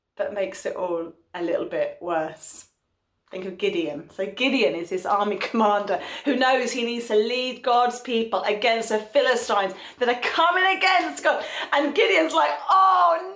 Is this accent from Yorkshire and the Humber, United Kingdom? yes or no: no; London, United Kingdom; now in North West England, United Kingdom; I'm from North London